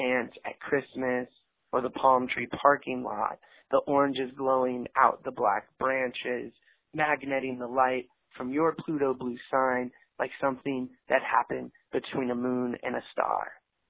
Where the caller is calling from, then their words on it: San Luis Obispo, California, United States; I'm calling from San Luis Obispo, California.